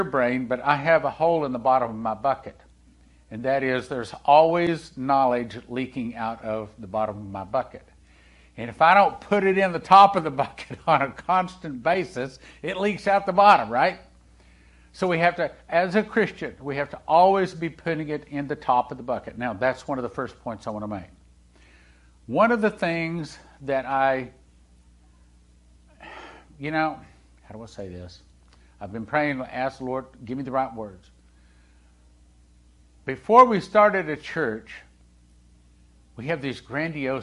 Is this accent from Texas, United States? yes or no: yes; Texas, United States; also born or lived in Topeka, Kansas; when Leslie and I moved from Topeka, Kansas, back down to Texas, where, you know, Texas is home